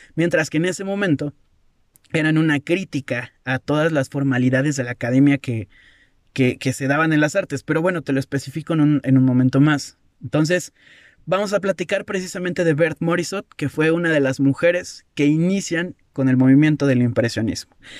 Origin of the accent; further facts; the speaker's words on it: Mexico; yo soy, yo soy mexicano